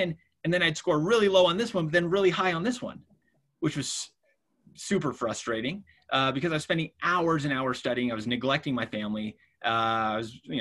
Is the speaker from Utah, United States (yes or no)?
yes; Utah, United States; we come from Utah, which, you know, there's not a lot of diversity here in the state